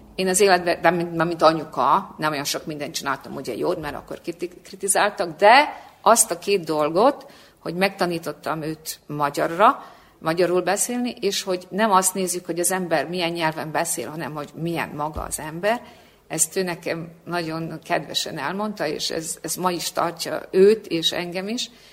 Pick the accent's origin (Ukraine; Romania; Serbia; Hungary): Serbia; Subotica, Vojvodina; moved away as an adult; now in Belgrade, Serbia; Szabadkai vagyok